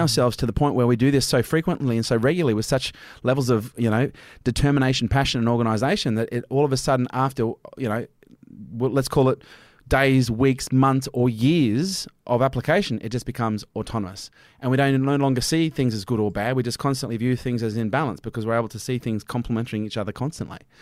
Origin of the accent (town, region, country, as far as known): Australia